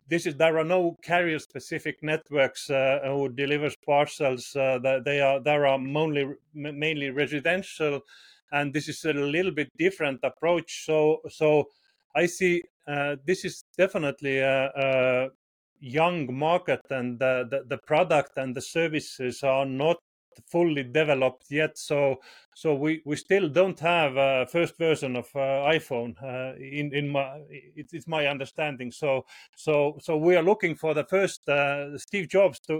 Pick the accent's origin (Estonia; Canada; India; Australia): Estonia; I'm from Estonia. It's a tiny little country in Northern Europe.